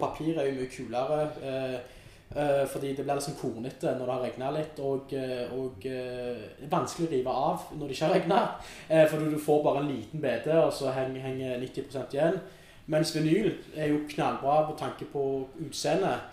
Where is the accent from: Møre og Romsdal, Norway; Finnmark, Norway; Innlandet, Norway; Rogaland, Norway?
Rogaland, Norway; Stavanger; moved away as an adult; now in Oslo, Norway; hjemme i Stavanger